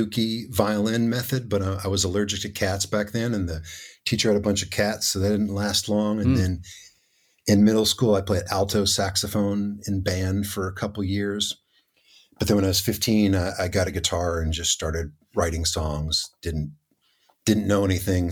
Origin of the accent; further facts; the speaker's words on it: Elizabethtown, Kentucky, United States; also born or lived in Lexington, Kentucky; now in Louisville, United States; grew up in a really small town called Elizabethtown that is about an hour south of here